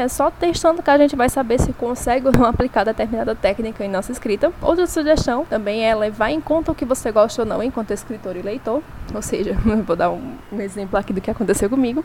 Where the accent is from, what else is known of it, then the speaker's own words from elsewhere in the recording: Brazil; enquanto brasileira